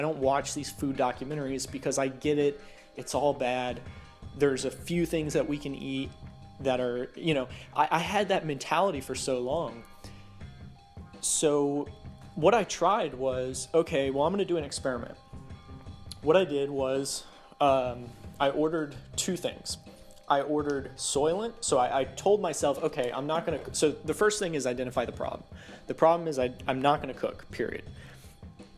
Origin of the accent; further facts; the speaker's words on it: the South, United States; growing up in the South